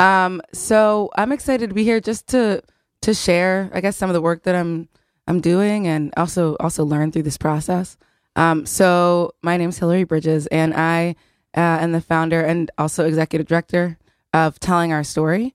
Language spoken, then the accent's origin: English; outside of Philadelphia, Pennsylvania, United States; I grew up outside of Philadelphia in the, in white, wealthy suburbs